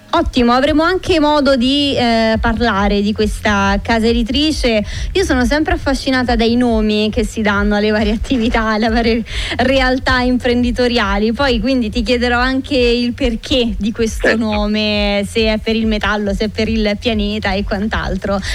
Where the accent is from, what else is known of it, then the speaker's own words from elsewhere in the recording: Marino, Lazio, Italy; per i vicoli del mio paese di Marino